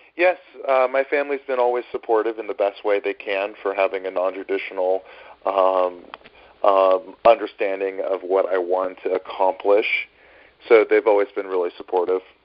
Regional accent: Northern California, United States; now in New York City, United States; I grew up in Northern California

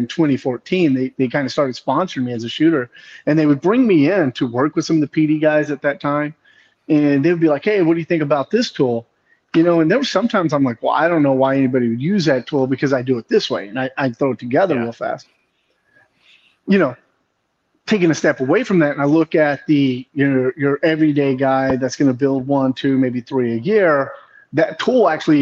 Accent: Texas, United States; I grew up in Texas, born and raised Texas

